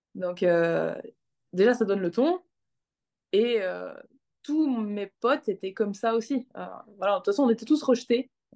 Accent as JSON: {"language": "French", "town": "Arlon", "region": "Wallonia", "country": "Belgium", "tie": "born or raised there", "said": "J'ai grandi en Belgique, dans le sud de la Belgique, pas très loin de là où je vis maintenant"}